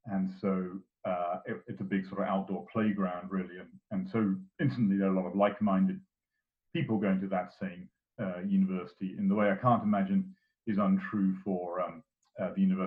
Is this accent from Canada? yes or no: no; England, United Kingdom; moved away as an adult; now in Florida, United States; I never worked as an adult back in my home country in England